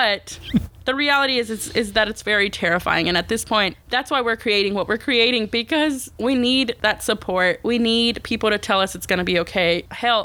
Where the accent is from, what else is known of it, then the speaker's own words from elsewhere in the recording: United States; as an American, as a Mexican American